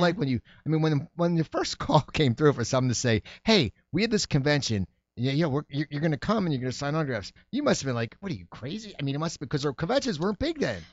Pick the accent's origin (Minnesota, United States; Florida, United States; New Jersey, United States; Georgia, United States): New Jersey, United States; Sayreville; moved away as an adult; also born or lived in San Diego; now in Los Angeles, United States; I grew up in New Jersey